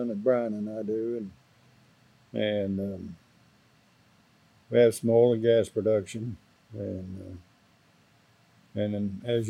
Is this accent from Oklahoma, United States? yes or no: yes; Wewoka, Oklahoma, United States; I started a school at a little country school about 7 miles south of Wewoka.